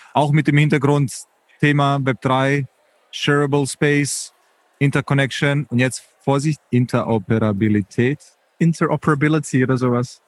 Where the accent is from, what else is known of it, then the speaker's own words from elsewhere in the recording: Munich, Bavaria, Germany; ich bin Münchner